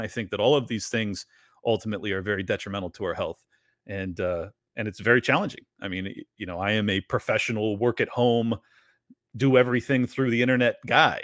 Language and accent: English; San Diego, California, United States; moved away as an adult; my hometown was becoming